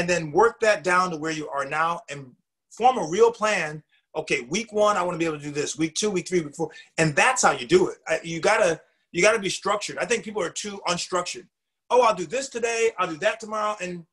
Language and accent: English; New England, United States; I'm a New Englander, you know, I'm from New England